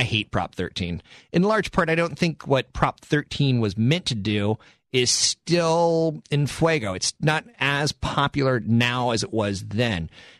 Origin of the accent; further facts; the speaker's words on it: East Coast, United States; moved away; And I came from the East Coast 8 years ago.